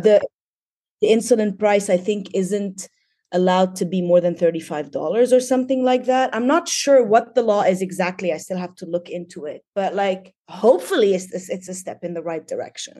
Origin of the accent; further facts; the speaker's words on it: Tripoli, North Governorate, Lebanon; moved away as an adult; also born or lived in Dubai, United Arab Emirates; now in Bay Area, United States; I actually was born in, in Lebanon, in Tripoli. I, uh, studied there. I got my B A and M A in English literature from A U B in Beirut. So basically born and raised in Lebanon